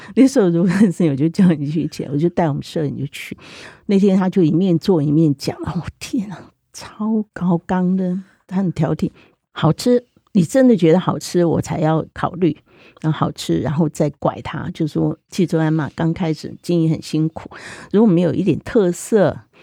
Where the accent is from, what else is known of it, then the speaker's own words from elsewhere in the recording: Zhunan, Miaoli County, Taiwan; 我现在是苗栗竹篮人嘛，本身，那我是外省眷村长大的